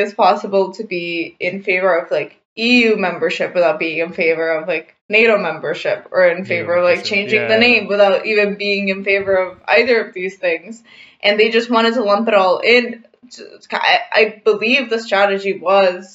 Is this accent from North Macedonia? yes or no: yes; North Macedonia; I'm from North Macedonia